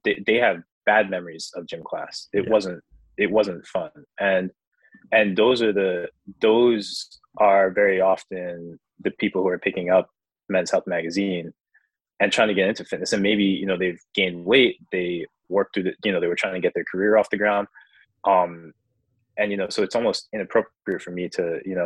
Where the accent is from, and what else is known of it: United States